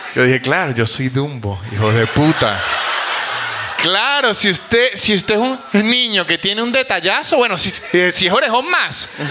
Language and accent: Spanish; San Cristóbal, Táchira, Venezuela; now in Buenos Aires, Argentina; yo soy de San Cristóbal, de la frontera